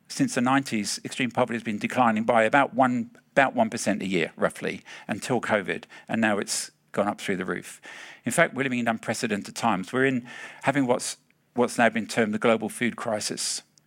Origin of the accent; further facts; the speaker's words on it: England, United Kingdom; now in Australia; I'm from the Palmy Land